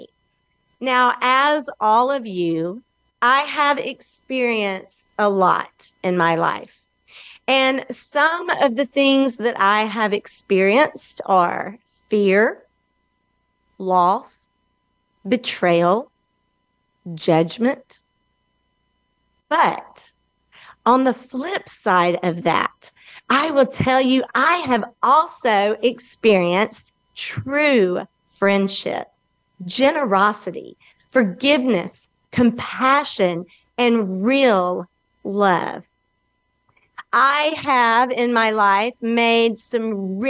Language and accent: English; Alabama, United States; I am from Alabama, and I am located right here in Birmingham, also known as the Magic City